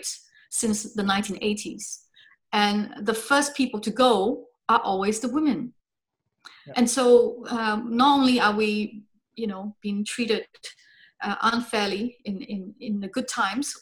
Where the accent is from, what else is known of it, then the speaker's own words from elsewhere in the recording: Singapore; I grew up in Singapore. I was born there